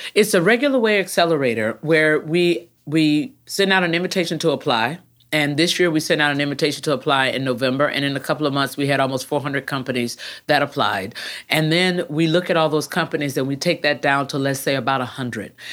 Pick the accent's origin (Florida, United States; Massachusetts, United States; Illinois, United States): Florida, United States; Jacksonville; also born or lived in Texas; I grew up right up the road, uh, here in Florida at Jacksonville.